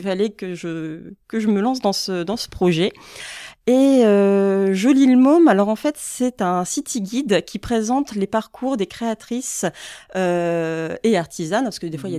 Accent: Boulogne-sur-Mer, Hauts-de-France, France; moved away as an adult; now in Lille, France; moi je suis originaire donc de Boulogne-sur-Mer, je suis pas mhm. lilloise euh, d'origine

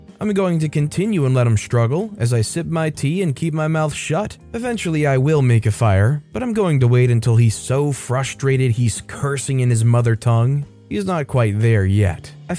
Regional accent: New England, United States; I grew up in New England, long, miserable, cold winters.

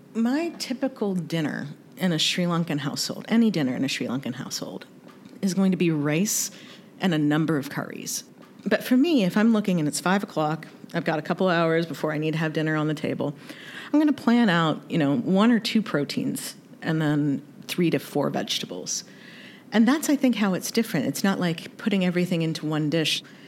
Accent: North Carolina, United States; also born or lived in Kentucky; So I was raised in the South, born in Kentucky, raised in North Carolina

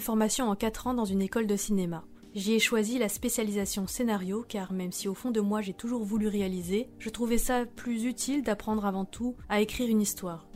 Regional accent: Bourgogne-Franche-Comté, France; also born or lived in Vietnam; À seulement six jours, j'ai été adoptée par un couple marié franc-comtois

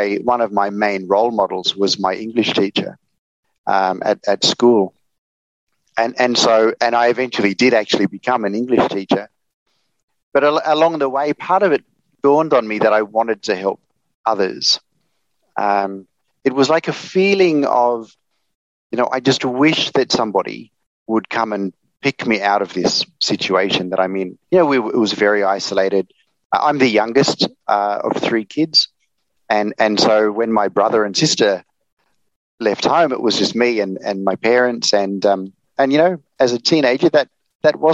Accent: Sydney, New South Wales, Australia; moved away as an adult; now in Hanoi, Vietnam; But I grew up in Australia. I was born in Sydney. And then when I was about 12, my family left the city, and we went to live on a block of land in northwestern New South Wales.

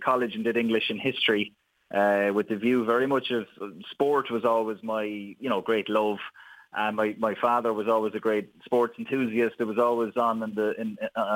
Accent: Wexford, Leinster, Ireland; moved away as an adult; now in Kildare, Ireland; Wexford born and reared

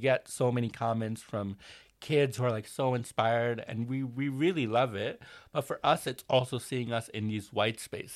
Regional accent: United States; I grew up in New Jersey and New York

